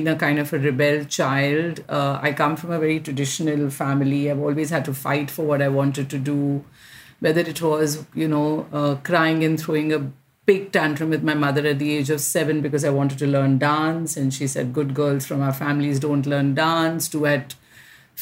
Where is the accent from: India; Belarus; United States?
India; I'm an Indian fashion designer